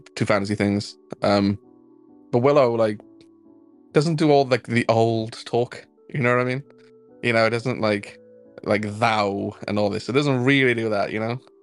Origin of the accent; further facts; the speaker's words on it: Wales, United Kingdom; I'm Welsh